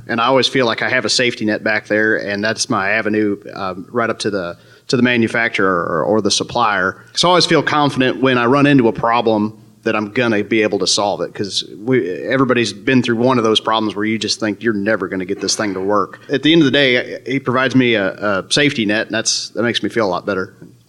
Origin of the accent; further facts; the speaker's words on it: East Central Missouri, United States; I'm from East Central Missouri.